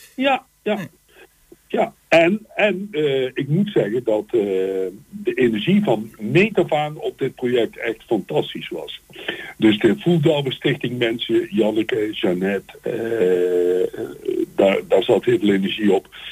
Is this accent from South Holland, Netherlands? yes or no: no; Eindhoven, North Brabant, Netherlands; ik kom dus uit Eindhoven